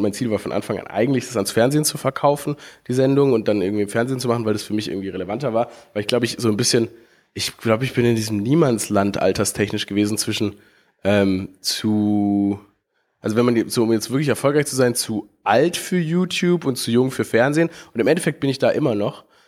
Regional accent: Stuttgart, Baden-Württemberg, Germany; Ich, ich bin geboren in Stuttgart

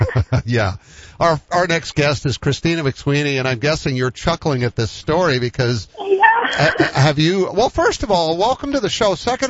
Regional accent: East Coast, United States; moved away; I'm from the East Coast

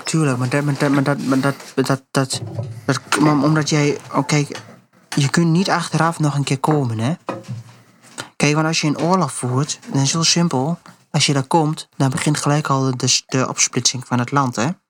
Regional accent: Netherlands; als Nederland, als Nederlander, als westerse mensen

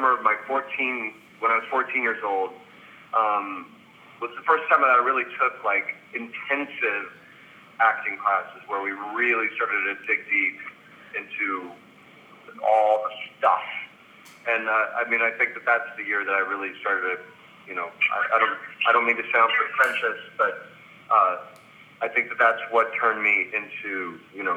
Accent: outside Chicago, Illinois, United States; I grew up outside Chicago.

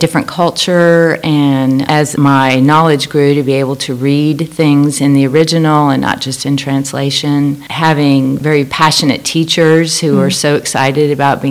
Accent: Tulsa, Oklahoma, United States; moved away as an adult; also born or lived in France; I grew up in Oklahoma, in Tulsa. My father was a pastor, and we moved there at the end of second grade, and I graduated from high school there.

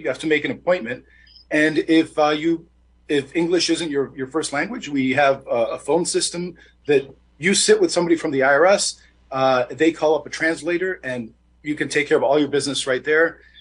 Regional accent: Detroit, Michigan, United States; I'm born and raised in Detroit

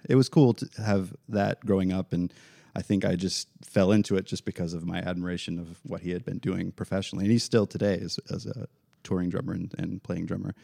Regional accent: Central Florida, United States; also born or lived in Tennessee; I was born in Tennessee, but Central Florida since I was

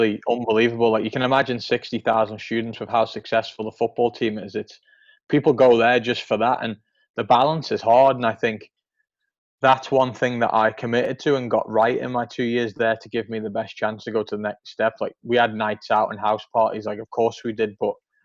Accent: Isle of Man; born or raised there; moved away as an adult; also born or lived in Kansas City, United States; now in Nashville, United States

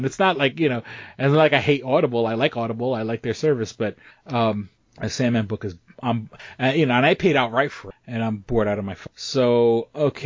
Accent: New York City, New York, United States; now in Rochester, United States; I grew up in New York City

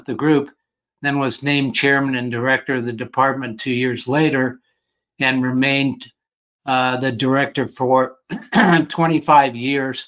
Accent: Ohio, United States; moved away as an adult; now in Phoenix, United States; I grew up in Ohio, went to Ohio State for undergraduate

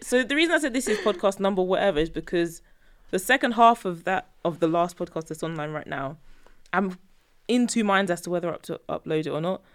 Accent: Nigeria; we're both Nigerian

